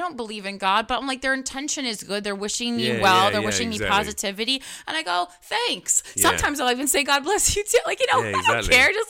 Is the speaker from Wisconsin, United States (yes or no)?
no; Union, New Jersey, United States; Yeah, that's how I grew up. And I mean, I'm from Union, New Jersey.